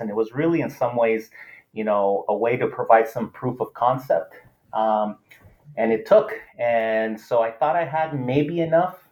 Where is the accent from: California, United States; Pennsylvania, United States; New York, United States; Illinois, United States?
California, United States; Los Angeles; first language Spanish; English is a second language; growing up